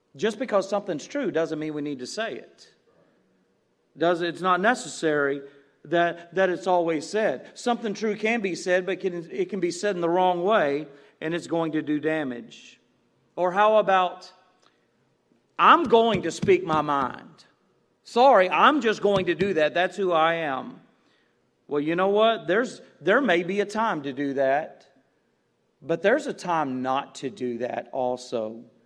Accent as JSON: {"language": "English", "town": "Galena Park", "region": "Texas", "country": "United States", "tie": "born or raised there", "said": "when I was a kid and growing up in Galena Park, you're by all those refineries and, and plants"}